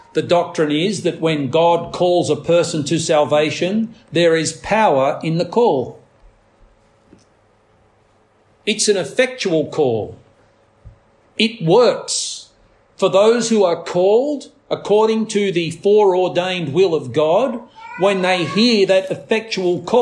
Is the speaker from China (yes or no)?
no; Australia; as an Australian society